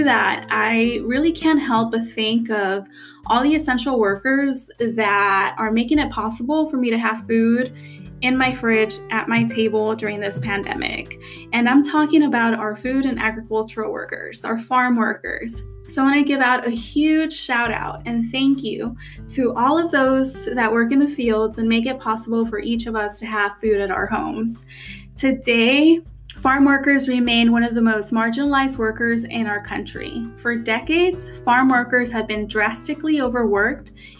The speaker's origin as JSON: {"language": "English", "region": "California", "country": "United States", "tie": "born or raised there", "said": "Growing up in California, everyone knew of Cesar Chavez"}